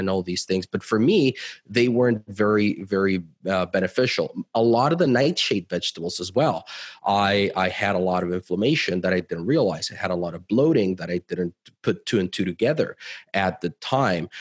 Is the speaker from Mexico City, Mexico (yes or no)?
yes; Mexico City, Mexico; moved away as an adult; also born or lived in Cancun / United States; I'm originally from Mexico. I grew up in Mexico City, lived in Cancun. We've lived in the US for a while as well.